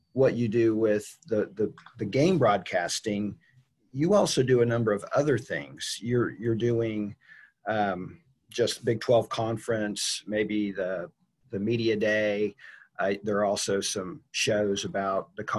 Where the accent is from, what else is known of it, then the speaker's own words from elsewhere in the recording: Augusta, Kansas, United States; I came from Augusta, which is a very homogenous community